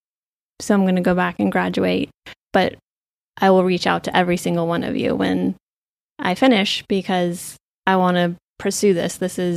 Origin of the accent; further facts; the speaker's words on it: Ventura, California, United States; Oh, I'm from Ventura, California.